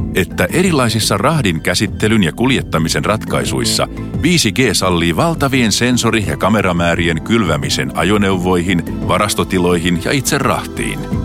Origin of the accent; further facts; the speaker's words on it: Helsinki, Uusimaa, Finland; Rakas kotikaupunkini